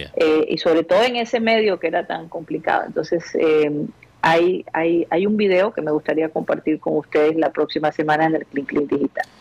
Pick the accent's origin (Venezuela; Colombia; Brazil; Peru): Colombia; Barranquilla, Atlántico; moved away; also born or lived in United States; cuando vivía en los Estados Unidos y regresaba a Barranquilla